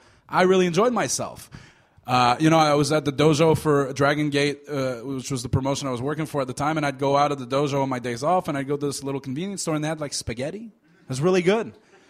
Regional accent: Canada; because we're both Canadian

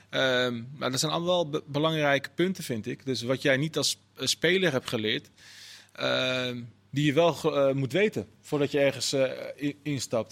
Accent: Netherlands; als Nederlanders

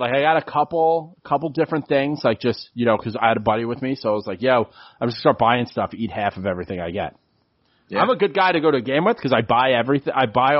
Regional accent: St. Louis, Missouri, United States; like, I'm from St. Louis. I was, like, you know, 19.

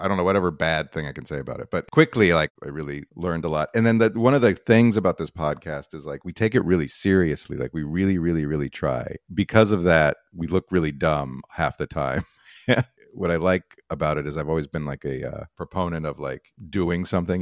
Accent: Albuquerque, New Mexico, United States; moved away; I'm originally from Albuquerque, New Mexico, and I, uh, I went to university there

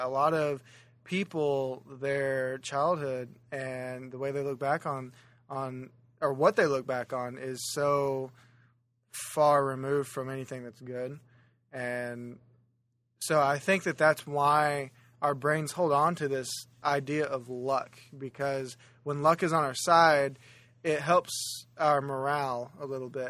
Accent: Oklahoma, United States; Oklahoma, which is where I'm originally from and where my home is

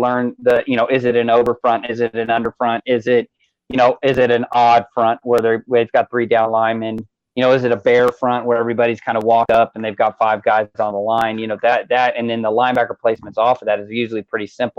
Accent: Kansas City, Missouri, United States; moved away as an adult; now in Texas, United States; I actually was born in enemy territory. So I'm from Kansas City, Missouri

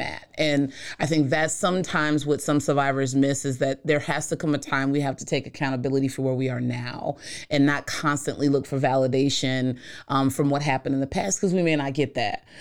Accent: East Coast, United States; I'm from the East Coast

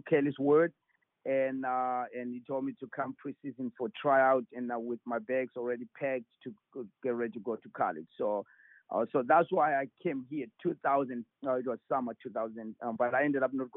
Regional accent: Zimbabwe; moved away as an adult; now in United States; I grew up there, of course. I was born and raised there.

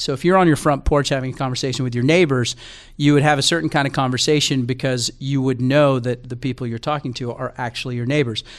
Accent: Texas, United States; moved away as an adult; also born or lived in New York City; now in Bay Area, United States; I grew up in Texas

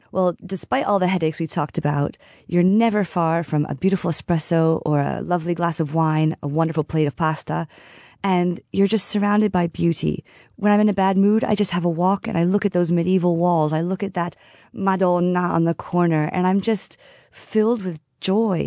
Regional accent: United States; now in Siena, Italy; I am the American in the She-Wolf

